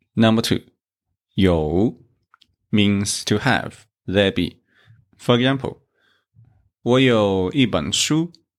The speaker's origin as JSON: {"language": "English", "region": "South China", "country": "China", "said": "I come from South China"}